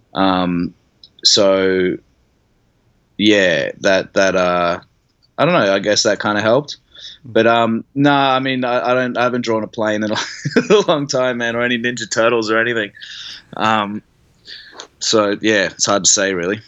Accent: Brisbane, Queensland, Australia; also born or lived in Sydney; I grew up in Brisbane

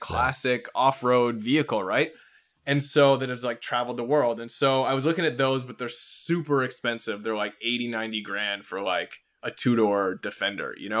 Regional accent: Canada; being a Canadian in the entertainment industry

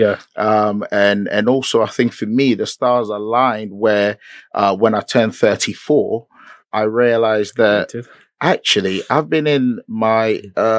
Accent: Ghana; myself, I was born and raised in Ghana.

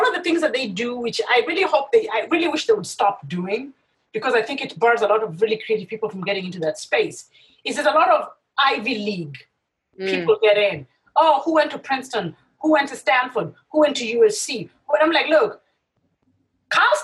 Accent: Kenya; I grew up in Kenya.

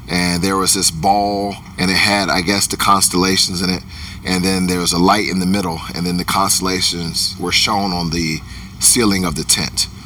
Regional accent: Chuckatuck, Virginia, United States; also born or lived in Germany / Texas / Kentucky; I grew up in Chuckatuck, Virginia, which is a very small uh, rural place. Um, I was born in Germany. Uh, I was an army brat.

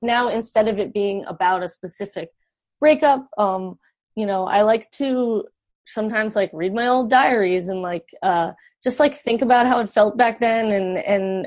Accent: Georgia, United States; I grew up in Georgia

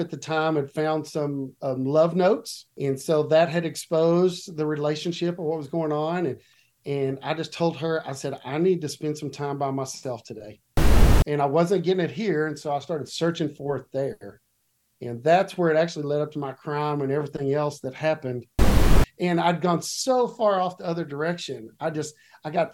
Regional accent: Watauga, Texas, United States; also born or lived in Fort Worth, Texas; I was born in Fort Worth, Texas, and lived here my entire life. That's still where I live today, in a little town on the north side of Fort Worth called Watauga, which if you're not from around here, you probably don't know that, but that's where I grew up, was Watauga

